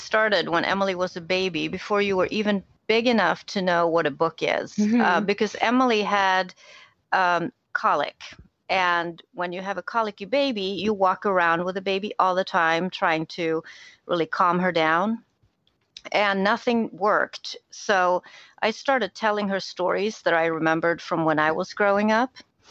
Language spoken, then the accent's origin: English; Sweden; English is a second language; moved away; I'm originally from Sweden, so we read a lot of Swedish picture books when you were little.